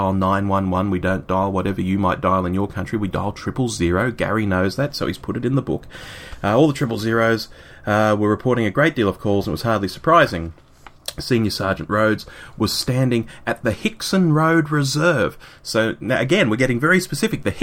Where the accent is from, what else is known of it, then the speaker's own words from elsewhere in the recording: Sydney, New South Wales, Australia; my hometown, which is Sydney, here in Australia